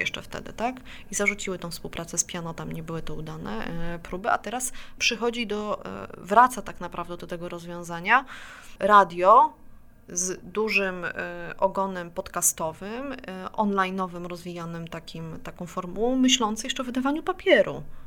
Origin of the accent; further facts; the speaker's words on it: Warsaw, Masovian Voivodeship, Poland; sama jestem warszawianką